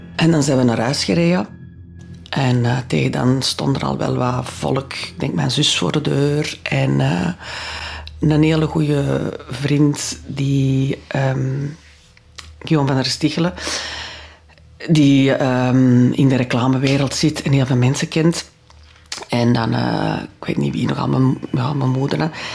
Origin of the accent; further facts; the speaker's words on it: Antwerp, Flanders, Belgium; first language French; Dutch is a second language; ik ben geboren in Antwerpen, mijn ouders zijn van Antwerpen, mijn grootouders zijn van Antwerpen